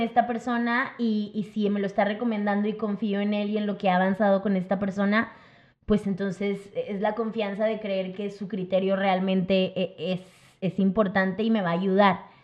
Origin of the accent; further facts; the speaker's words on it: Mexico; somos como mexicanos para todos